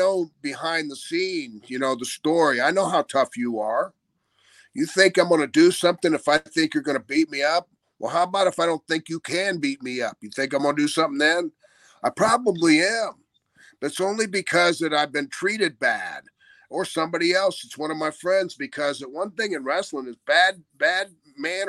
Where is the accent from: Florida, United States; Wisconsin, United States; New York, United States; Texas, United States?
Florida, United States; I'm from Florida.